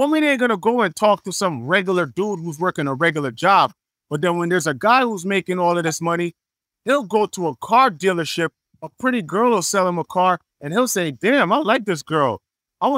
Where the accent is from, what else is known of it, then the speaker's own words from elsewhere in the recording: Jamaica; also born or lived in Atlanta / Los Angeles / New York; now in Miami, United States; being Jamaican